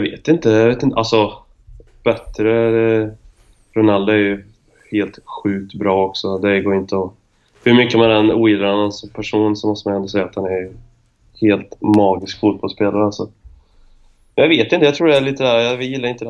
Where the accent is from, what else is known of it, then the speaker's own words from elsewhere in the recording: Arvika, Värmland, Sweden; vi bodde ju väldigt nära skolan hemma i Arvika